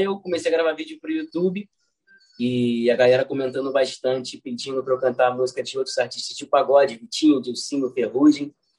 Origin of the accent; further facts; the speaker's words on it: Rio de Janeiro, Brazil; nascido e criado no bairro do Catete, foi onde é, eu cresci, né? E tô lá até hoje